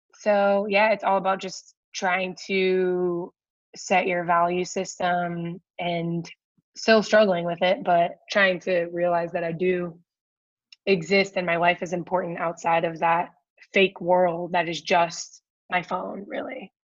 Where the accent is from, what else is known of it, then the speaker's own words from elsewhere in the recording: Akron, Ohio, United States; moved away; also born or lived in Washington, D.C.; I grew up in Akron, Ohio